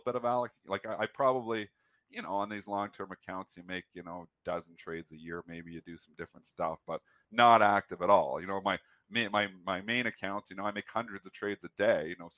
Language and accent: English; Canada; I'm Canadian